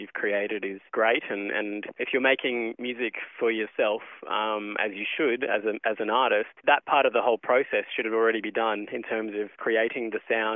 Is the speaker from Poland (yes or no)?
no; Cairns, Queensland, Australia; also born or lived in Brisbane; I moved from Cairns, where I grew up, to Brisbane to study